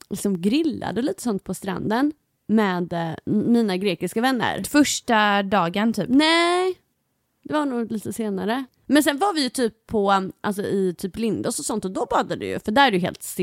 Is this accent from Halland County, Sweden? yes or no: yes; Halmstad, Halland County, Sweden; eftersom jag är uppvuxen också i Halmstad Alltså, för jag tänker så här, vi båda är uppvuxna på västkusten